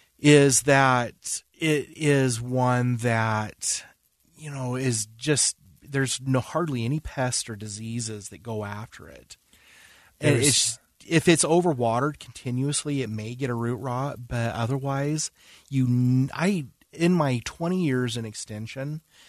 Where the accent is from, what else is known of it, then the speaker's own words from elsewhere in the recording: West Point, Utah, United States; I grew up in West Point.